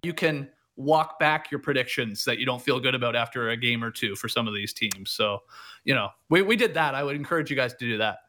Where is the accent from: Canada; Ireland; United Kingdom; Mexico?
Canada; now in Atlanta, United States; as a Canadian living here.